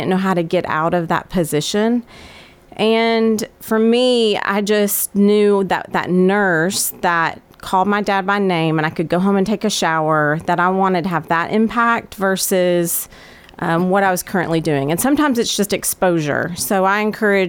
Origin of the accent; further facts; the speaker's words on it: Murfreesboro, Tennessee, United States; I was born in Murfreesboro and played soccer at Riverdale, graduated in 1998